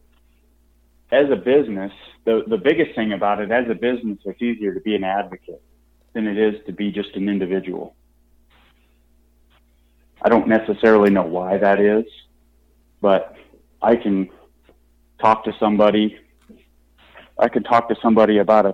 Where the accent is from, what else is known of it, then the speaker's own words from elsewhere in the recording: Nebraska, United States; now in Ohio, United States; Where I grew up in Nebraska, we used to have a couple of small town, you know, sporting goods stores